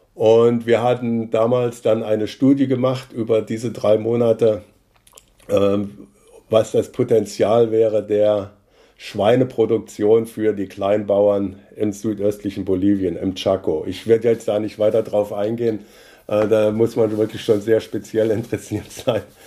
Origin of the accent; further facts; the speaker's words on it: near Kassel, Hesse, Germany; moved away as an adult; now in Rosenheim, Germany; Ich bin äh, in der Nähe von Kassel geboren äh, und bin dort auf einem Bauernhof aufgewachsen